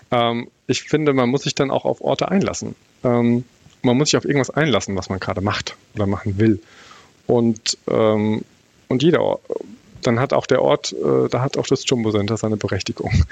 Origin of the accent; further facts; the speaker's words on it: Bavaria, Germany; äh, für mich als Bayer ist es immer auch harter Tobak